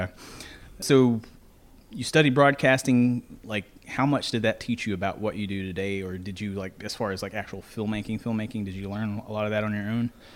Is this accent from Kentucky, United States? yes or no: yes; Greenville, Kentucky, United States; my hometown of Greenville, Kentucky